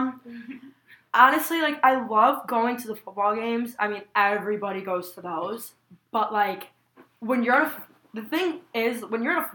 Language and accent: English; Midwest, United States; we're from the Midwest